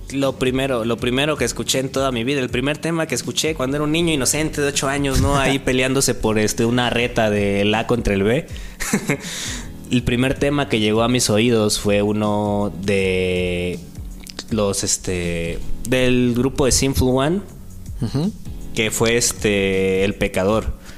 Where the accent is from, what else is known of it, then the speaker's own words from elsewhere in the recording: Acapulco, Guerrero, Mexico; now in Oaxaca, Mexico; en el rap en Acapulco, ¿no? Es de ahí donde, donde nací, pues, soy costeño